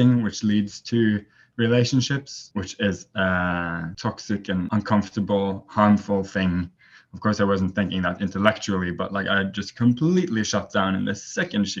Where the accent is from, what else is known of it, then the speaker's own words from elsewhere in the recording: Norway; now in Taiwan; I'm from Norway. So but right now I'm in Taiwan